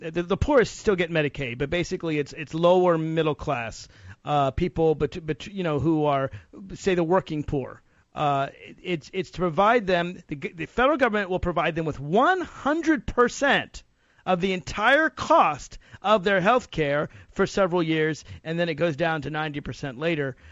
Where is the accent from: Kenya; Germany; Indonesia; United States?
United States; Virginia; my home state of Virginia